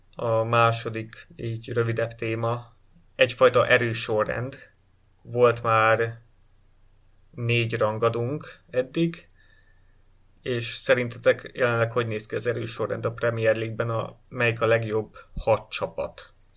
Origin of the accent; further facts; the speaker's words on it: Hungary; mi magyarok vagyunk